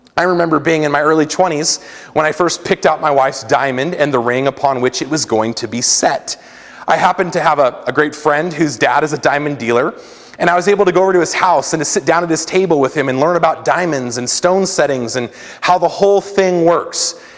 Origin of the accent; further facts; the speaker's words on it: San Diego, California, United States; moved away; growing up in San Diego, California